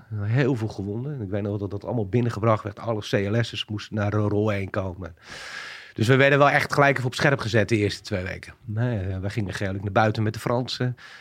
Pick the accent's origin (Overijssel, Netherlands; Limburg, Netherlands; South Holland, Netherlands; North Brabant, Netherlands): South Holland, Netherlands; Alphen aan den Rijn; inmiddels 40 jaar, eh, geboren in Alphen aan de Rijn.